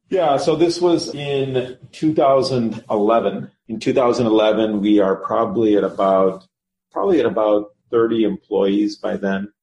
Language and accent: English; Chicago, Illinois, United States; also born or lived in Cincinnati; I was born in Cincinnati. I have one sibling, one sister. Grew up here in the in the Chicago market